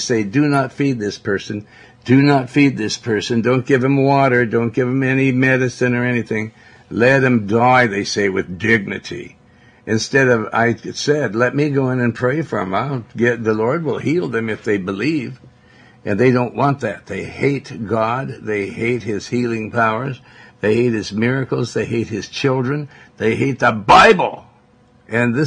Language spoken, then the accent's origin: English; United States; I'm an American.